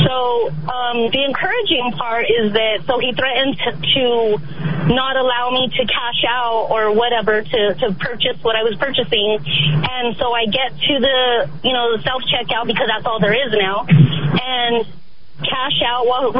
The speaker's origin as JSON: {"language": "English", "area": "the Valley", "region": "New Mexico", "country": "United States", "said": "I'm a Chicana from the Valley"}